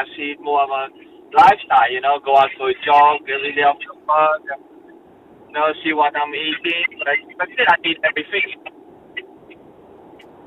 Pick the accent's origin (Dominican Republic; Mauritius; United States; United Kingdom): Mauritius; now in Australia; I'm a Mauritian born. I come from Mauritius.